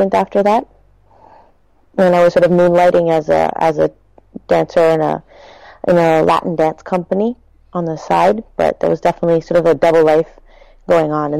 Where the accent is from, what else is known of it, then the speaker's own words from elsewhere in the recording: Toronto, Ontario, Canada; also born or lived in Quebec City / Montreal; Originally, I'm from Toronto, and then I lived in Quebec City briefly, Montreal for a long time, and then I found myself back in Toronto